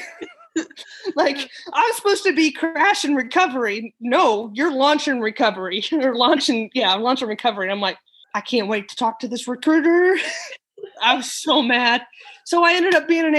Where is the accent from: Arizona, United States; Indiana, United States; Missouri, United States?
Missouri, United States; moved away as an adult; also born or lived in Texas; now in Florida, United States; I am actually from Missouri and I'm a transplant into Florida